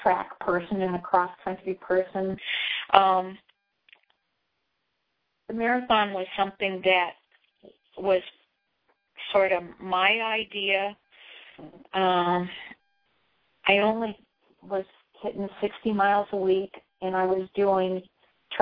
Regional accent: Indiana, United States; moved away as an adult; also born or lived in California / Colorado; I was from Indiana, like you, and there was not a whole lot of diversity back in the 50s and 60s.

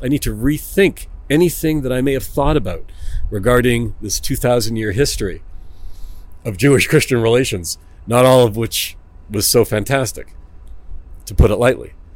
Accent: Toronto, Ontario, Canada; moved away as an adult; now in Israel; I'm from Toronto, Canada

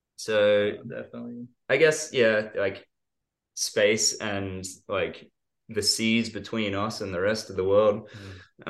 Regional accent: Australia; when we're from Australia

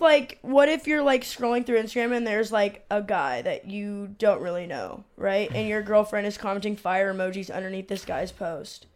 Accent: San Diego, California, United States; I'm from San Diego

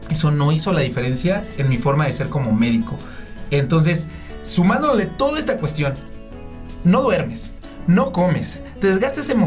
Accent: Puebla, Mexico; now in Mexico City, Mexico; en mi caso, de Puebla vine para la Ciudad de México.

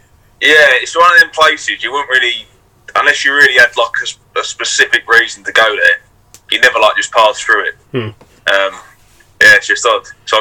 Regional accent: Rainham, London, United Kingdom; now in Hornchurch, United Kingdom; So I grew up in Raynham. So it's like a little town. So it's in between like Hornchurch and Dagenham, sort of like Barrack, that kind of way.

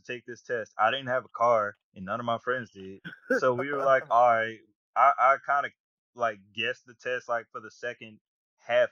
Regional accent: Atlanta, Georgia, United States; moved away as an adult; also born or lived in Mississippi; growing up in Atlanta

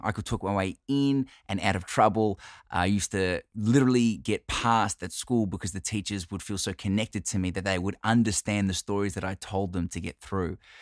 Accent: Australia; I'm Italian Australian

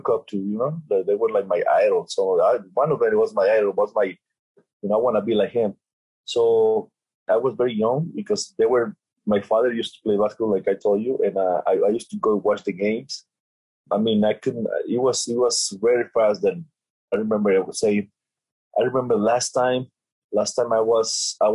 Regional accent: Mexico; I'm from Mexico

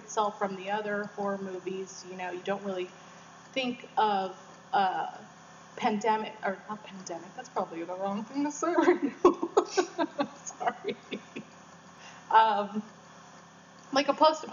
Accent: San Diego, California, United States; I was born and raised in San Diego.

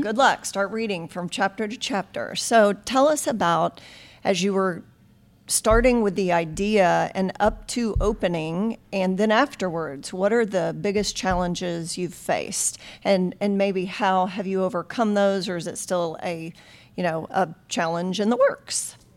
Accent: Nixa, Missouri, United States; I grew up in Nixa

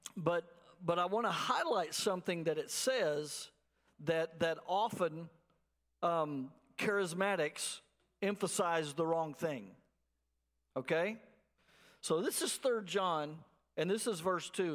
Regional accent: Abilene, Texas, United States; moved away; I'm from Abilene, out in West Texas

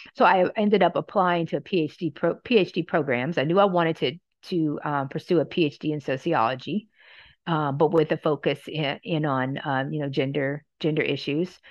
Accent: Louisiana, United States; moved away as an adult; also born or lived in Oregon; I'm from Louisiana

